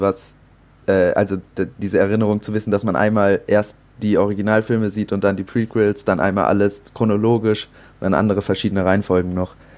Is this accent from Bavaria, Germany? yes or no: no; Hamburg area, Germany; komme wie Tim auch aus dem Raum Hamburg